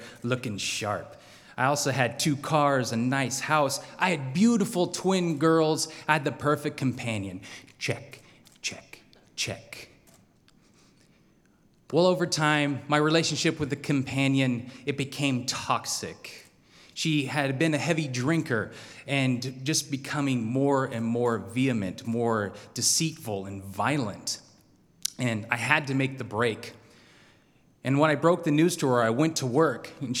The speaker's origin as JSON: {"language": "English", "town": "Salmon", "region": "Idaho", "country": "United States", "tie": "born or raised there", "also_born_or_lived": "Boise, Idaho", "said": "I grew up in Salmon, Idaho"}